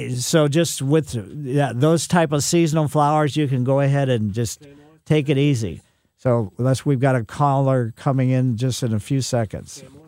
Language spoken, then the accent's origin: English; Ellisville, Missouri, United States; my mother had some along the west side of our house when I was growing up in Ellisville